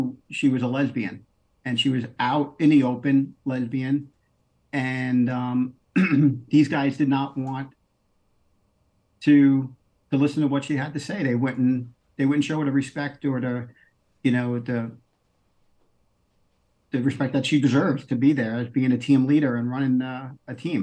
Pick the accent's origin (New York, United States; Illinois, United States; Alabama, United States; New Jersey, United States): New York, United States; New York City; I'm originally from Queens